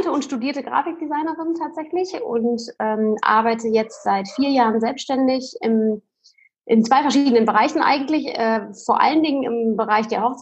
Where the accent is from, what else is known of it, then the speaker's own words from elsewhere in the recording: Lingen, Lower Saxony, Germany; Und dann äh, sind wir zurück in meine Heimat äh, nach Lingen ins, ins Emsland gezogen